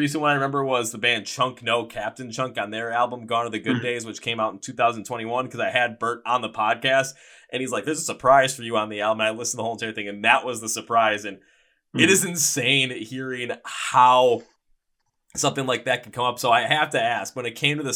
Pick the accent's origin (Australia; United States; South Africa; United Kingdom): United States; Milwaukee, Wisconsin; here in my hometown, Milwaukee